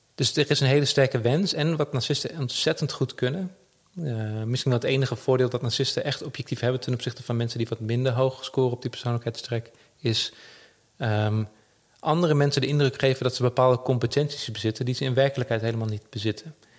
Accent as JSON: {"language": "Dutch", "country": "Netherlands", "said": "we als Nederlanders"}